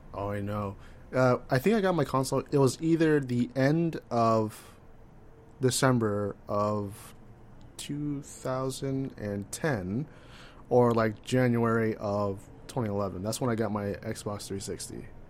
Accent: California, United States; I'm from California

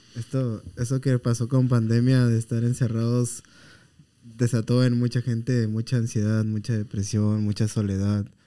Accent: Mexico; como mexicanos

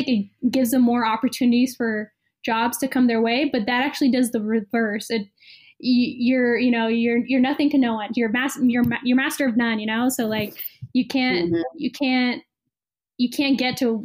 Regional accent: Bay Area, California, United States; I'm from the Bay Area

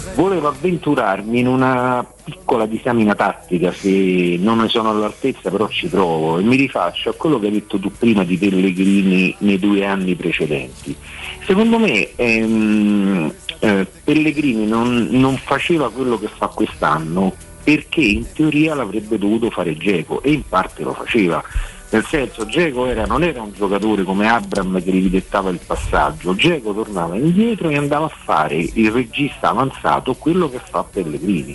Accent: Rome, Lazio, Italy; da romano e romanista

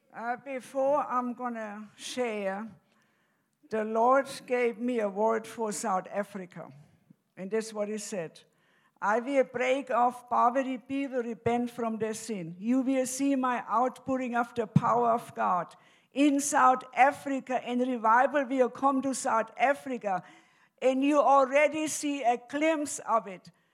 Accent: Germany; now in United States; I'm originally from Germany, and I came to America in 1969.

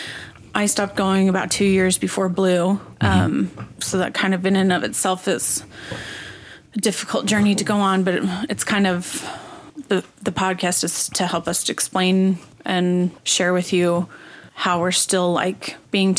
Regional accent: Utah, United States; I grew up in Utah

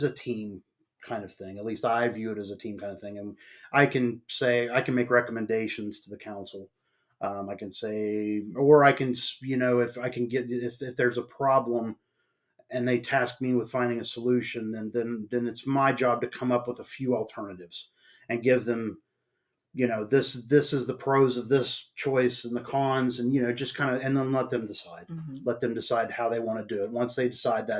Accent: Marietta, Ohio, United States; moved away as an adult; also born or lived in West Virginia / Shinnston, West Virginia / Sistersville, West Virginia / Nebraska; now in East Palestine, United States; I was born and raised in Marietta, Ohio

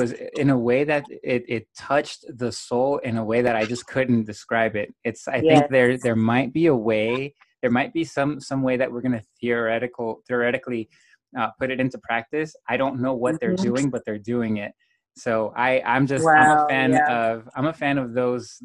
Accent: West Coast, United States; I'm from the West Coast

